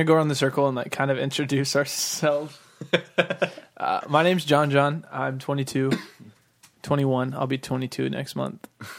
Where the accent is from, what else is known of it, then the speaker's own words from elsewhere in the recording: Florida, United States; Tell, we're from Florida. We're real Southern.